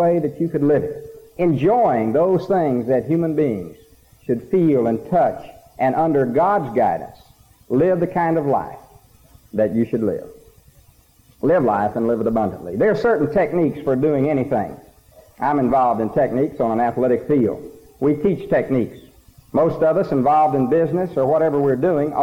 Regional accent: Snyder, Texas, United States; Now, I'm a country boy, and I'm very proud of it. I come from Snyder, Texas

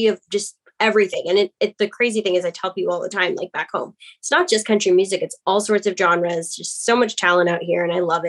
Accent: Los Angeles, California, United States; moved away as an adult; now in Nashville, United States; I am from Los Angeles

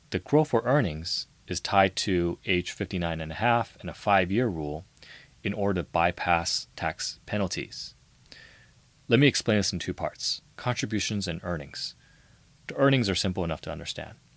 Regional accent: San Francisco, California, United States; I grew up in the heart of San Francisco

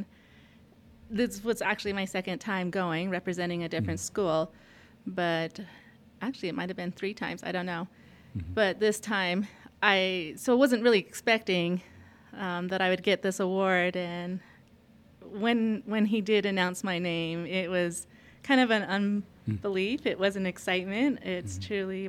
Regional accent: Utah, United States; I just say that I'm from the whole area, because it's about equal in my life that I grew up in Monument Valley as well as Montezuma Creek, and now currently Blanding, Utah

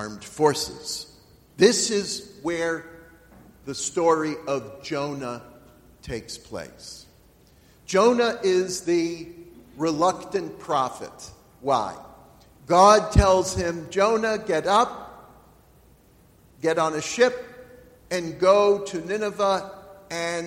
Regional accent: York, Pennsylvania, United States; I live in York.

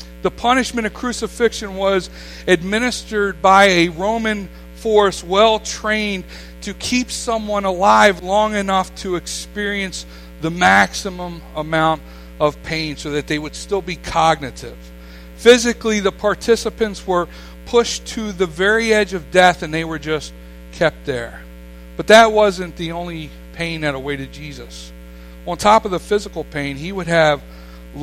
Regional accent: Staten Island, New York, United States; as a boy, I grew up here. I grew up on Ken Island all my life. I consider myself a Ken Islander, not a New Yorker.

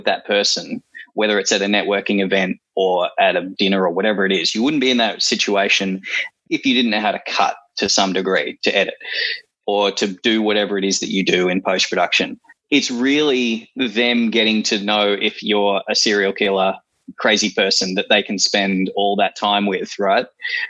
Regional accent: New Zealand; born there; accent: Kiwi; I guess I sounded Kiwi for a second then. I'm allowed to, because I was born in New Zealand.

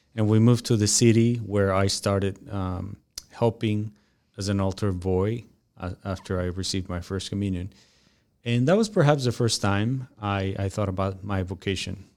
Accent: Mexico; moved away as an adult; now in United States; when I moved from Mexico to United States

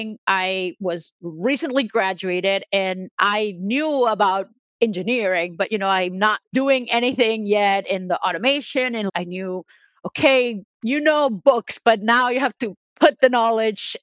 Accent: Mexico; first language Spanish; English is a second language; moved away as an adult; also born or lived in United States; now in New York, United States; So I'm originally from Mexico. So I started for mechatronics engineering in Mexico, and then I moved to the US.

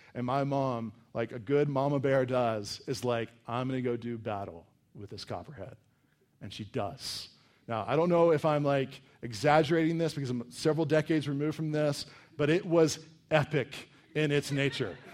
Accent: Virginia, United States; we grew up in Virginia in kind of this wooded area

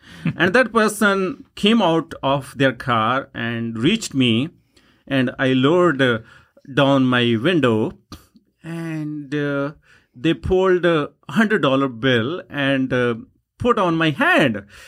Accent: Punjab, India; first language Punjabi; English is a second language; moved away as an adult; now in Yukon, Canada; punjabi language which is my first language

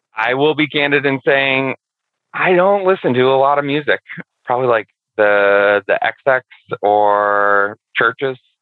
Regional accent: Boston, Massachusetts, United States; I'm from Boston

